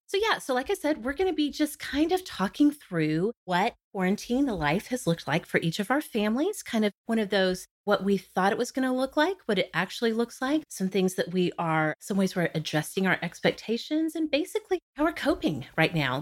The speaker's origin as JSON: {"language": "English", "region": "Oklahoma", "country": "United States", "tie": "born or raised there"}